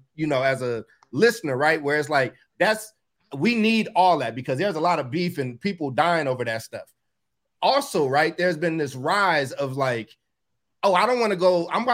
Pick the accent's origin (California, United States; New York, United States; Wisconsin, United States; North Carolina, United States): California, United States; Oakland; I'm from Oakland